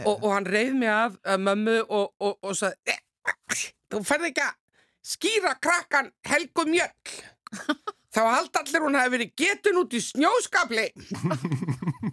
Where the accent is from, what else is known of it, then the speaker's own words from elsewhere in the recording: Akranes, Western Region, Iceland; Fætt og uppalinn en ættuð frá Snæfellsnesi